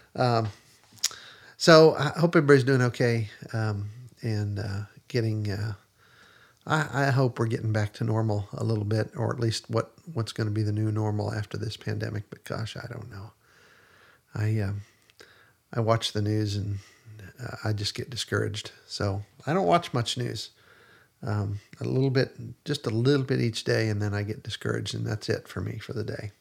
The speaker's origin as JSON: {"language": "English", "region": "Pennsylvania", "country": "United States", "tie": "born or raised there", "also_born_or_lived": "Texas", "moved": "yes", "lives_now": "Middle Tennessee, United States", "said": "I grew up in Pennsylvania"}